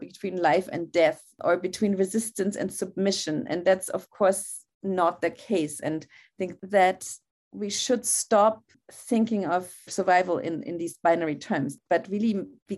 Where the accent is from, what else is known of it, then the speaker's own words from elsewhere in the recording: Germany; I grew up in Germany